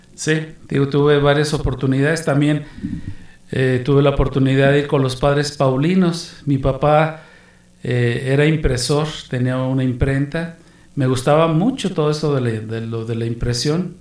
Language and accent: Spanish; Guadalajara, Jalisco, Mexico; moved away as an adult; also born or lived in Amazon / Mexico City; yo nací en Guadalajara, Jalisco, de madre guanajuatense, mi papá era jalisciense